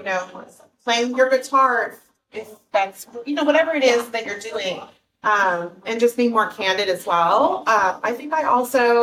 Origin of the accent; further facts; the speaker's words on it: Los Angeles, California, United States; moved away as an adult; now in Huntington Beach, United States; I was in the Valley. I'm born and raised in Encino.